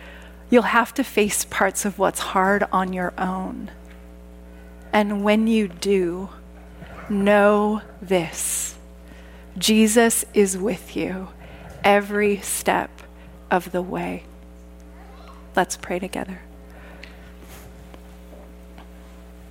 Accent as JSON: {"language": "English", "region": "Saskatchewan", "country": "Canada", "tie": "born or raised there", "said": "Growing up in Saskatchewan"}